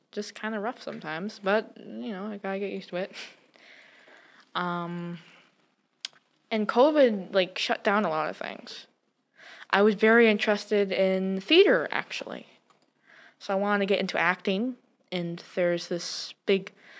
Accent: North Dakota, United States; now in Missoula, United States; I grew up in North Dakota

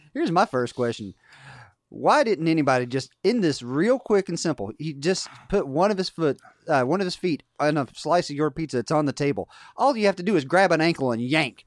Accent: West Virginia, United States; we grew up in West Virginia

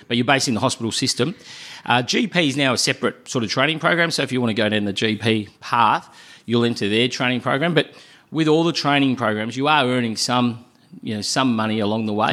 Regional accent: Melbourne, Victoria, Australia; also born or lived in Adelaide; my hometown in Melbourne

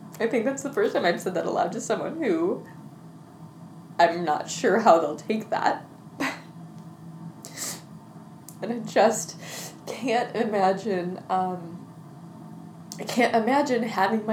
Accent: Midwest, United States; I grew up in the Midwest, in the Presbyterian church

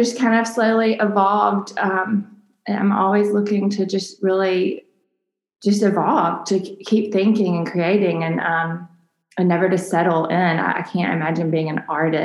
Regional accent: Mobile, Alabama, United States; Mobile is my home, born and raised here

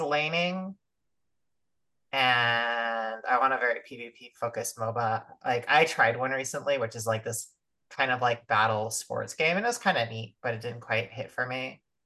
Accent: United States

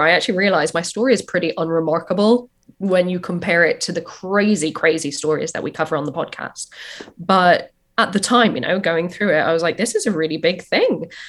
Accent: Ireland; moved away as an adult; also born or lived in New York, United States; now in London, United Kingdom; born in London, but I grew up in Ireland

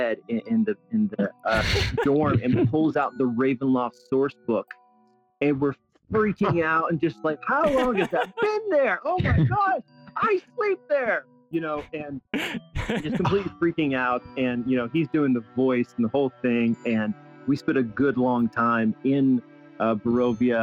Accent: South Carolina, United States; now in Albuquerque, United States; I grew up in South Carolina

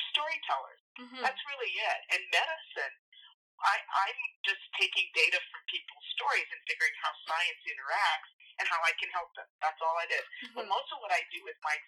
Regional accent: United States; I grew up in a Filipino culture in the United States

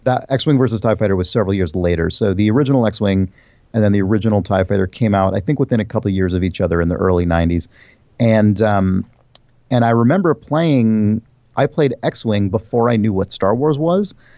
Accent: San Diego, California, United States; also born or lived in San Francisco / New York; so I was born in San Francisco. My family moved, uh, uh, when I was a kid to New York, which is where my family was from. Um, then we moved back to California, and I mainly grew up in San Diego

